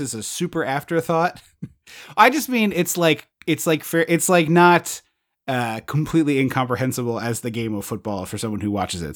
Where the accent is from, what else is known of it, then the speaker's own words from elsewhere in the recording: where The Blob was filmed, Pennsylvania, United States; nineteen fifty-eight, filmed where we grew up.